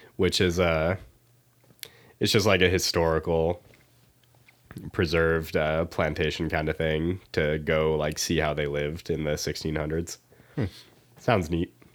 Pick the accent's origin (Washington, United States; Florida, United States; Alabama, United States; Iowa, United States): Iowa, United States; I'm from Iowa.